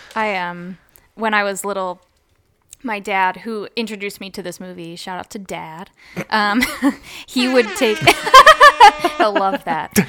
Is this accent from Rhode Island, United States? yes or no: no; Columbus, Ohio, United States; also born or lived in Athens, Ohio; I'm from Columbus, Ohio, and I went to college in Athens, Ohio